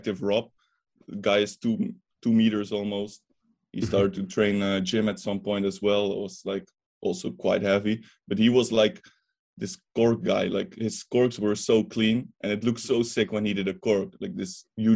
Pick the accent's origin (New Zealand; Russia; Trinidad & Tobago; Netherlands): Netherlands; I'm from the Netherlands, as you know, but I'm also half Bulgarian